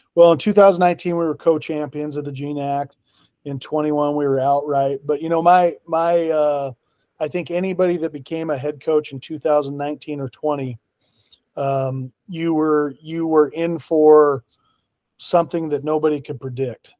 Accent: Pocatello, Idaho, United States; moved away as an adult; also born or lived in North Dakota / Medford, Oregon; now in Washington, United States; I'm originally from Pocatello, Idaho

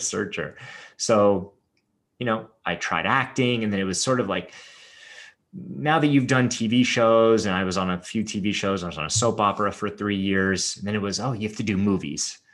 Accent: Los Angeles, California, United States; growing up in Hollywood the way that I did

